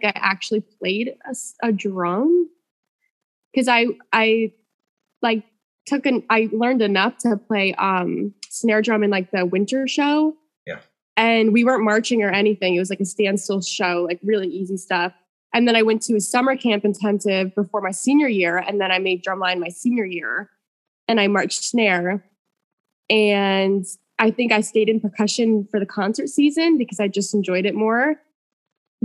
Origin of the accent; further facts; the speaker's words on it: Enfield, Connecticut, United States; also born or lived in Springfield, Massachusetts; I grew up in Enfield, Connecticut